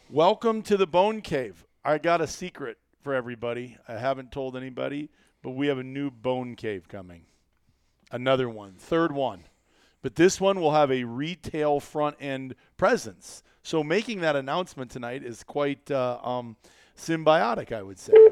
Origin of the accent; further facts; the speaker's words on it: Iowa, United States; as a kid growing up in Iowa